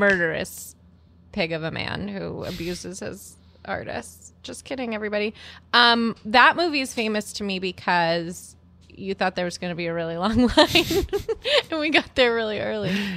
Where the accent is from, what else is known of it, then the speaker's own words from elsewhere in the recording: Massachusetts, United States; now in New York, United States; I'm from Massachusetts, and we say non for reals